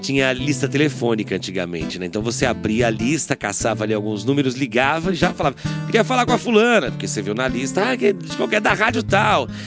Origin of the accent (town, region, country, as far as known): Bauru, São Paulo, Brazil; born or raised there